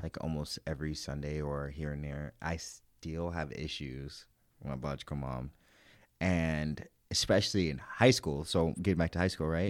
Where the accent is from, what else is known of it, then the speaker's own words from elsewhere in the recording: St. Louis, Missouri, United States; I grew up in Saint Louis, Missouri